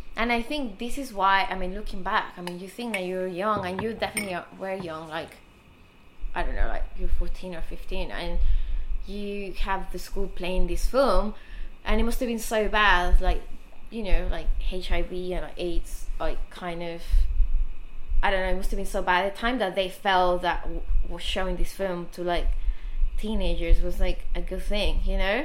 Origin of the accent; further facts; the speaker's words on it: Mexico City, Mexico; I grew up in Mexico City